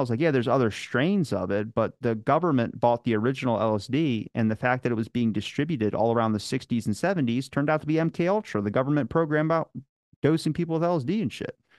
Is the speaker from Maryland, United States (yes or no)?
yes; Maryland, United States; accent: Baltimore; I'm from Maryland